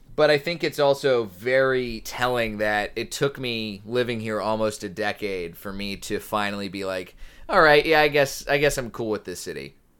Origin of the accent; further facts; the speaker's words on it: Colleyville, Texas, United States; moved away as an adult; also born or lived in New Orleans / San Diego / San Antonio / North Carolina; now in Los Angeles, United States; this little suburb of Dallas called Colleyville. It's sort of in between Dallas and Fort Worth, right by the airport. We lived there basically the rest of my childhood